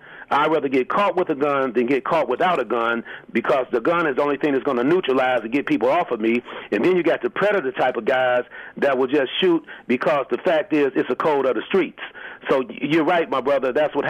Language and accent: English; Chicago, Illinois, United States; When I was like 16, 17, I grew up in the Henry Horner Projects on the west side of Chicago.